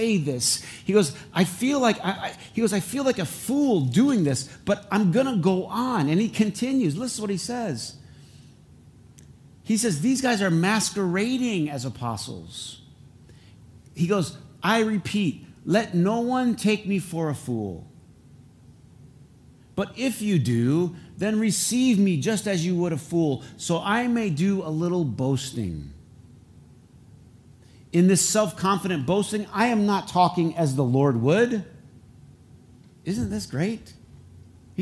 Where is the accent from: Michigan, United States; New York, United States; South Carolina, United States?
Michigan, United States; Flint; accent: Flint English; I have Flint English